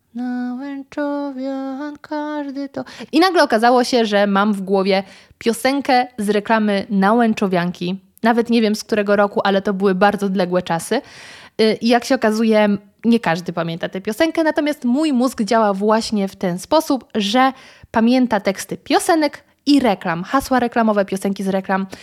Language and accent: Polish; Świeradów-Zdrój area, Lower Silesian Voivodeship, Poland; now in Warsaw, Poland; sama pochodzę z terenów zdrojowych, Świeradów Zdrój, Szklarska, Karpacz